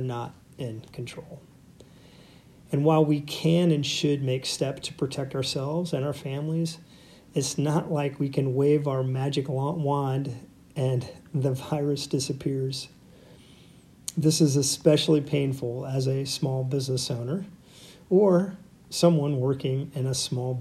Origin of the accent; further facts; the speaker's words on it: United States; growing up in America, we studied Lincoln at some point, probably many points, as a significant president and cultural figure.